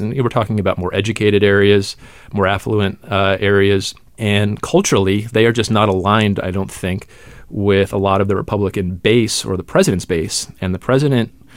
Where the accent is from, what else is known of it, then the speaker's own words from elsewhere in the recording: Atlanta suburbs, Georgia, United States; I'm from the Atlanta suburbs, Georgia's 6th congressional district